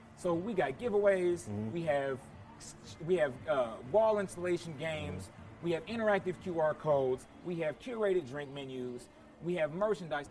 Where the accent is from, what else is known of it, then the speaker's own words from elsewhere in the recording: Indianapolis, Indiana, United States; moved away as an adult; also born or lived in Thailand; now in Northridge, United States; I'm, I'm from Indianapolis, Indiana, born yeah. and raised, NapTown 317